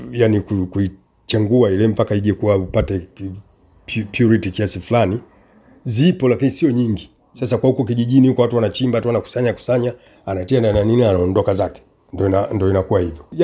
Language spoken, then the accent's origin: Swahili; Tanzania; now in Kenya; mimi japokuwa nimeoa mtu wa huku na ninatoka Tanzania na mke wangu ni Mkenya still bado nahitajia kibali kufanya kazi hapa